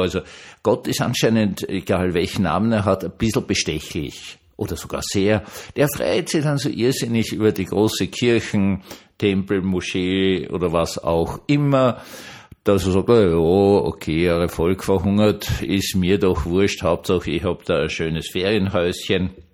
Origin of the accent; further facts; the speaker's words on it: Vienna, Austria; als Wiener